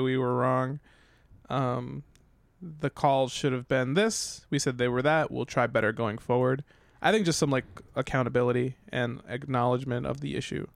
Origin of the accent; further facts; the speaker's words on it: New York, United States; moved away; also born or lived in New England; I'm from New York